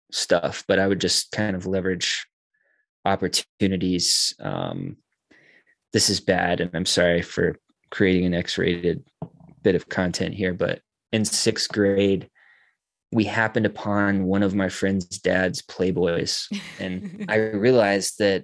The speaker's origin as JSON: {"language": "English", "town": "Boone", "region": "North Carolina", "country": "United States", "tie": "born or raised there", "said": "growing up in Boone"}